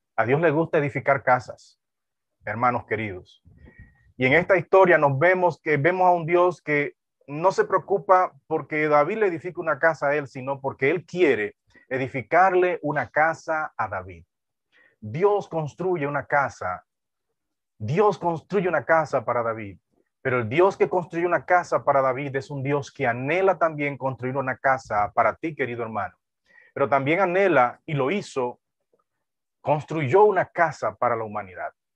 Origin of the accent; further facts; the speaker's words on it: Duvergé, Independencia, Dominican Republic; nací en esa región